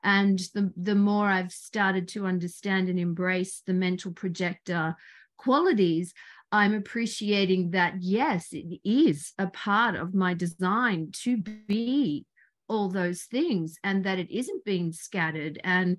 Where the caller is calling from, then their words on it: New South Wales, Australia; I'm tuning in from Australia, an hour and a half south of Sydney in a place called Barrel.